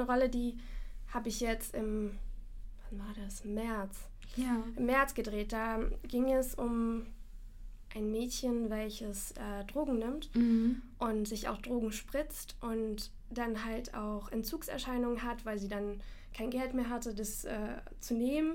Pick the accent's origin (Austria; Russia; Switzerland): Russia; Moscow; moved away; ich komme selber nicht aus Deutschland, ich komme aus Moskau.